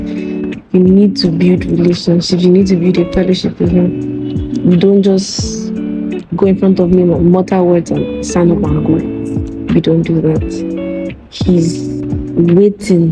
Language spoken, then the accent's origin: English; Ijebu, Ogun State, Nigeria; I'm from Ijebu. I'm from Ogun State.